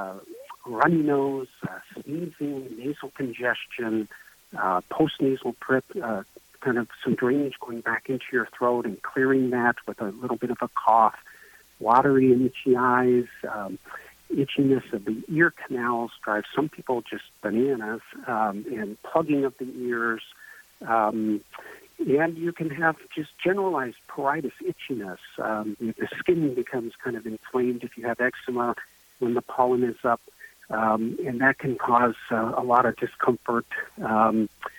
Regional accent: Belmont, United States; also born or lived in Arizona; I grew up in Belmont, trained in various places, and actually practiced in Arizona for a number of years before relocating back here.

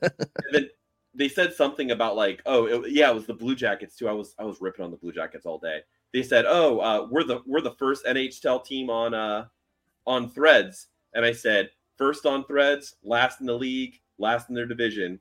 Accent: Miami, Florida, United States; also born or lived in Orlando; I grew up in Miami and I moved to Orlando

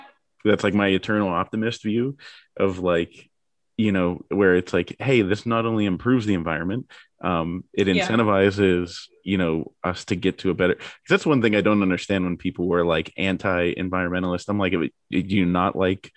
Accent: Pittsburgh, Pennsylvania, United States; I'm from Pittsburgh

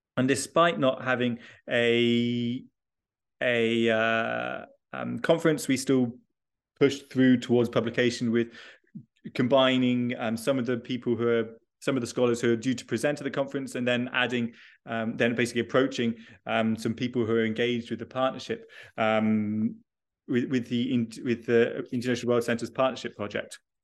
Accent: United Kingdom; I am originally British, uh, and I did all my schooling, uh, in the U K.

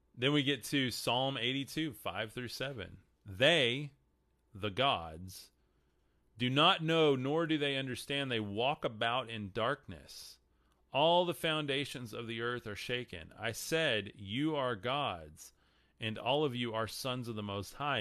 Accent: Texas, United States; I'm from Texas. Sorry, my accent screws up a lot of these, a lot of these words.

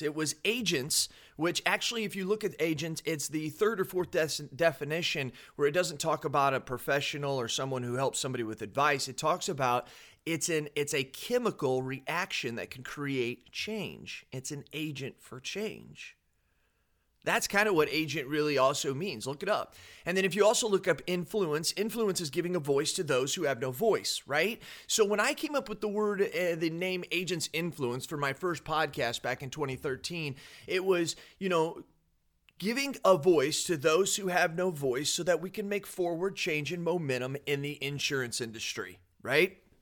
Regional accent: United States; as an American

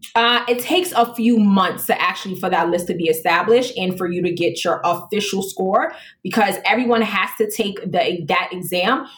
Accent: New York City, New York, United States; I grew up um, in the South Bronx, and I'm a female black

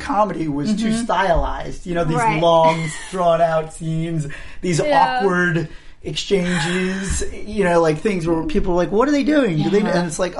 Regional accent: Long Island, New York, United States; I am a Jew from Long Island who attended a crappy summer camp.

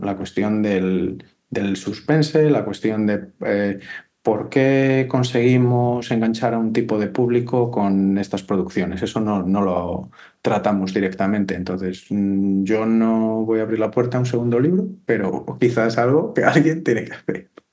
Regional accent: Valladolid, Castile and León, Spain; yo soy de Valladolid

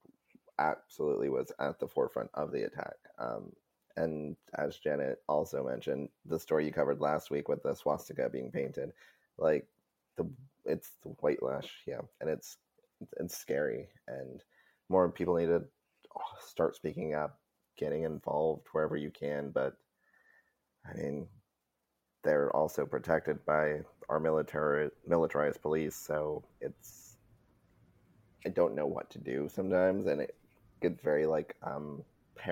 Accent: Southwest, United States; I'm from the Southwest, he's from Central Texas

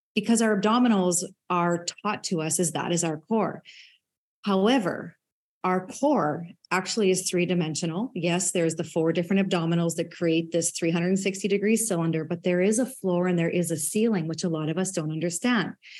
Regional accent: Saskatchewan, Canada; as a farm kid growing up in Saskatchewan

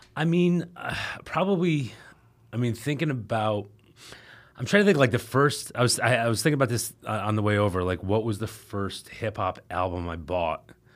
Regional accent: Albany, New York, United States; right outside of Albany

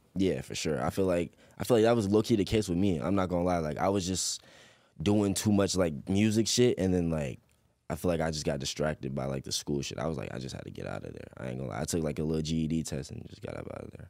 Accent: Chesapeake, Virginia, United States; also born or lived in Portsmouth, Virginia; I was born in Portsmouth, but I was raised, raised in Chesapeake

